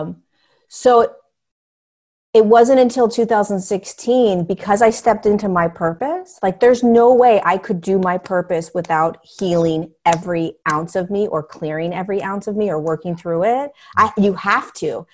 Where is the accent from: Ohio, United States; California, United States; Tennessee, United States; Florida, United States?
California, United States; Southern; also born or lived in Inglewood, California; I grew up in Southern California. I grew up in, um, I, I was born in Inglewood, California. Um, and then I grew up in the beach, beach towns